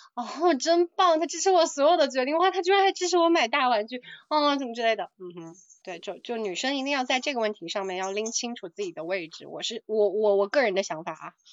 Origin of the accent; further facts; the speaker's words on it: Jiangxi, China; 我的家乡